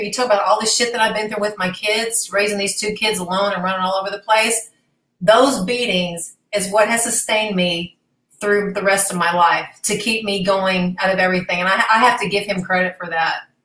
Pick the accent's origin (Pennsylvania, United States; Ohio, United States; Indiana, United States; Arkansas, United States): Arkansas, United States; moved away as an adult; also born or lived in Dallas, Texas